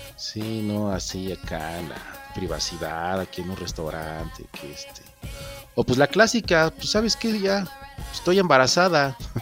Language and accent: Spanish; Mexico